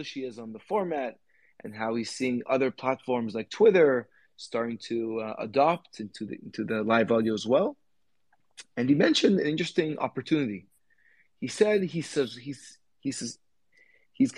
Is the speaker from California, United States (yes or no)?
yes; California, United States; I grew up in the States, in California